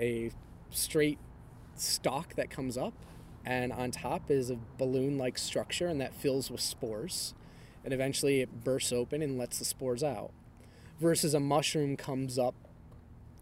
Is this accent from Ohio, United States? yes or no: yes; Cleveland, Ohio, United States; I'm from Cleveland